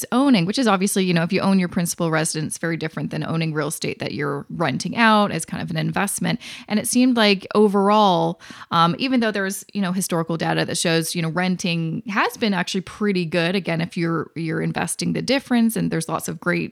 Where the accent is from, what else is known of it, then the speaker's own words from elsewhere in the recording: Vancouver, British Columbia, Canada; now in Toronto, Canada; I'm from Vancouver, I live in Toronto